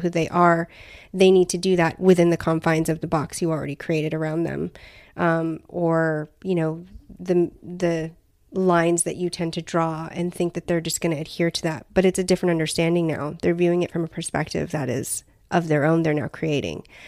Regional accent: Southern California, United States; I've lived in Southern California for the majority of my life

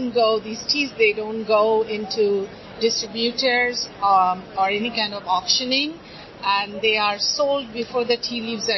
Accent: India; moved away; I come from a tea drinking family growing up in India

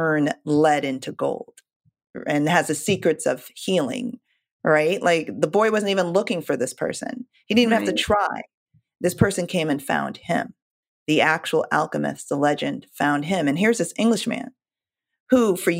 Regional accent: Jamaica; I'm Jamaican

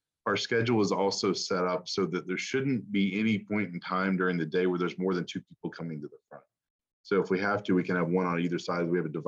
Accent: the South, United States; I'm from the South.

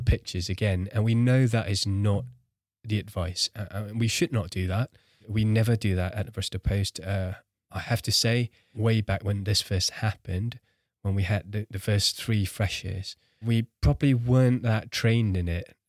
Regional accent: Singapore; I grew up in Singapore, one of the cities in a world with the highest rates of suicide

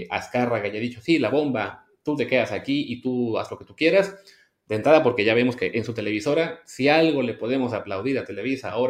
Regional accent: Mexico; como somos los mexicanos

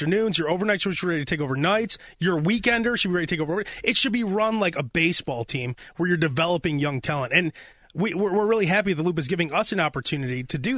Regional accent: Chicago, Illinois, United States; I'm a Chicago resident, born and raised in the West Lawn neighborhood.

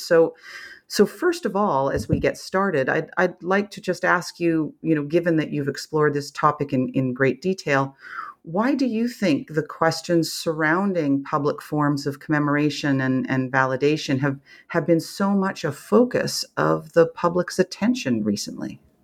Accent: Canada; as a Canadian

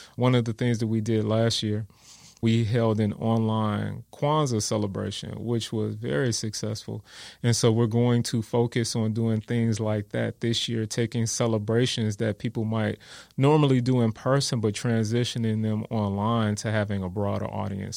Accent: Gary, Indiana, United States; also born or lived in Wisconsin; now in San Antonio, United States; I was born and raised in Gary, Indiana.

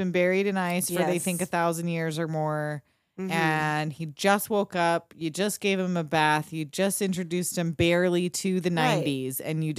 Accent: Southern California, United States; And I'm from Southern California.

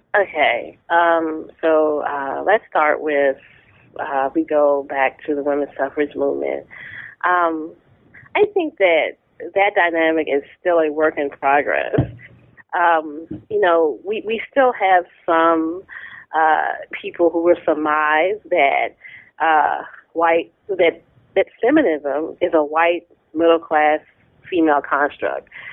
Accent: Tappahannock, Virginia, United States; I grew up in Tappahannock, Virginia, a small town, centrally located uh, in the state

